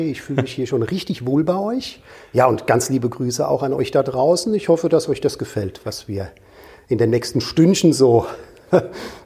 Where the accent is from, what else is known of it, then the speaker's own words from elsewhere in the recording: Rhineland-Palatinate, Germany; äh, ein gebürtiger Rheinhesse, komme also aus Rheinland-Pfalz, aus der wunderschönen Gegend, wo der tolle Wein wächst, direkt am Rhein.